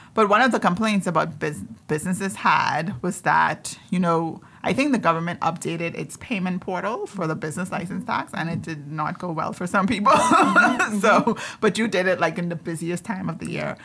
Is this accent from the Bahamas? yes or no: yes; Andros, Bahamas; I'm from Andres